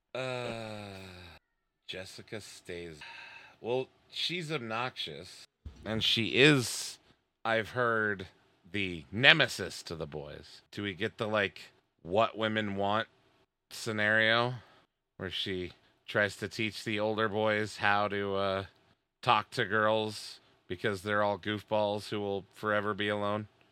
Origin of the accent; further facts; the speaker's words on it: United States; especially as an American. Especially as a male, young American